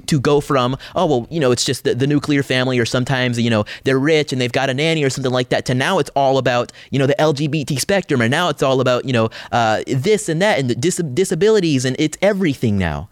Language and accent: English; Atlanta, Georgia, United States; my home state of Georgia